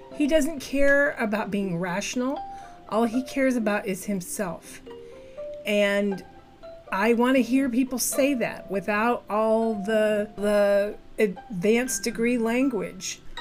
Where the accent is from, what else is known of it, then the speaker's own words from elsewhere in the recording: Midwest, United States; I'm a Midwesterner